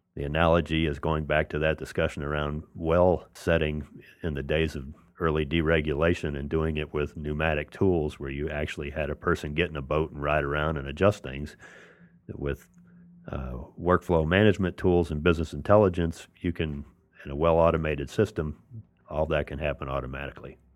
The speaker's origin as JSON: {"language": "English", "town": "New Orleans", "region": "Louisiana", "country": "United States", "said": "I'm from New Orleans"}